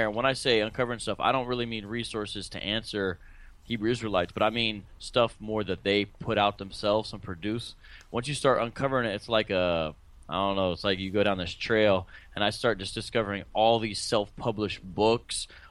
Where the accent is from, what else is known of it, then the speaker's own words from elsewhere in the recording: Columbus, Ohio, United States; moved away as an adult; now in Phoenix, United States; I'm originally from Columbus, Ohio, and now I live in Phoenix, Arizona for the past 16 years.